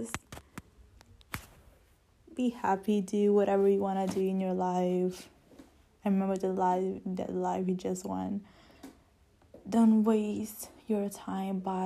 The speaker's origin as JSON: {"language": "English", "country": "Italy", "second_language": "English", "said": "I'm not English. I'm Italian"}